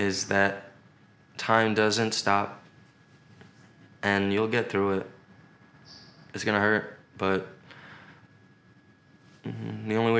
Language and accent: English; New York, United States; moved away as an adult; now in Los Angeles, United States; as a New Yorker